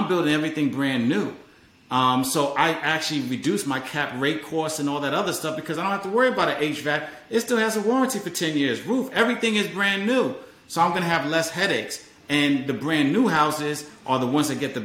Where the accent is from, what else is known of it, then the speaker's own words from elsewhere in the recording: New York City, New York, United States; moved away as an adult; also born or lived in Hampton, Virginia; now in Maryland, United States; I'm originally from New York. I'm from Harlem